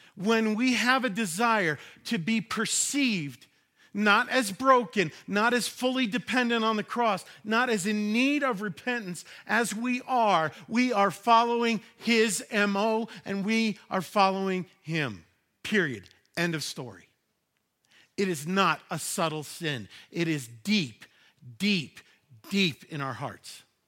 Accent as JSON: {"language": "English", "region": "New York", "country": "United States", "tie": "born or raised there", "said": "Growing up in New York"}